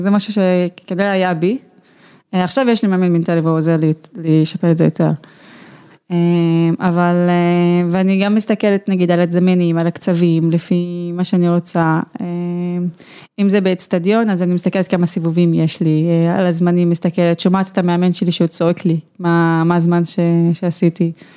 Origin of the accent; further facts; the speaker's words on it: Haifa District, Israel; אצלנו בכפר